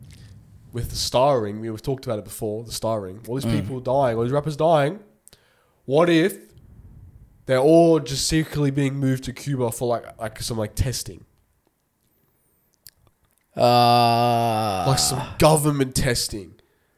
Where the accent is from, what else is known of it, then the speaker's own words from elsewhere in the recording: Australia; We're not American, we're Australian.